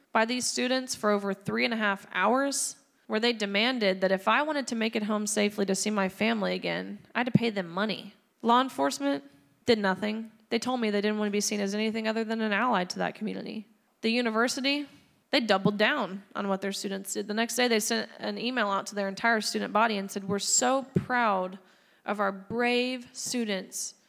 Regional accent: Tennessee, United States; my home state of Tennessee

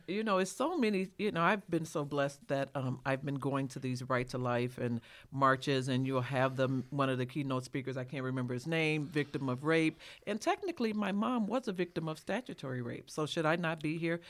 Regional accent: Chicago, Illinois, United States; a black person born and raised in Chicago

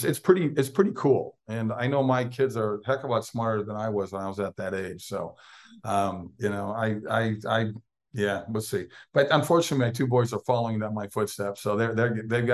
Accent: Minnesota, United States; moved away; I'm a Big Ten guy growing up in Minnesota.

